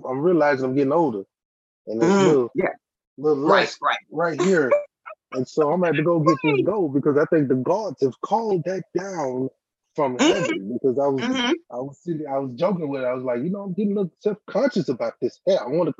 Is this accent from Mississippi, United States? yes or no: yes; Mississippi, United States; No. See, you know I'm from Mississippi. You know, I'm a Mississippi born and bred.